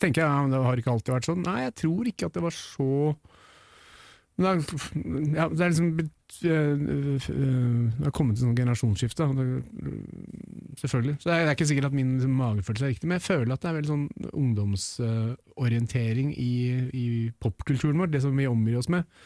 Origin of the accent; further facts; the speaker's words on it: Norway; født og oppvokst i Norge